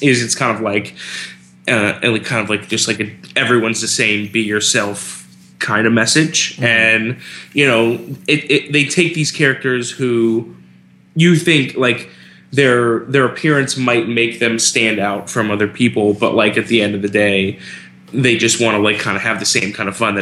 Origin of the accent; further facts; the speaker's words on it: South Florida, United States; we grew up in South Florida